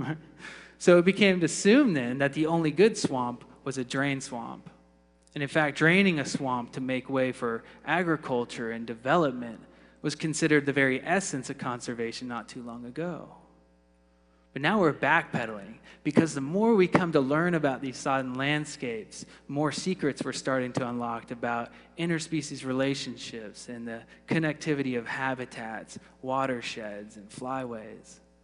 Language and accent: English; Florida, United States; growing up in the Sunshine State